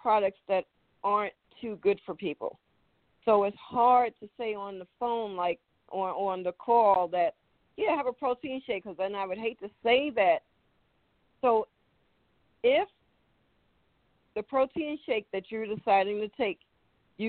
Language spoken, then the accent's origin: English; New York City, New York, United States; moved away; when I was growing up in New York City